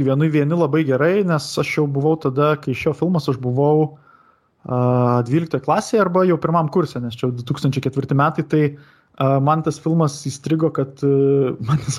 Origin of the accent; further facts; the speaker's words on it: Marijampolė County, Lithuania; šitame Šakių rajone, kur, kur, aš, kur aš augau, ten ir Julijonas Butėnas yra žuvęs pakankamai netoli nuo mano tėvų namų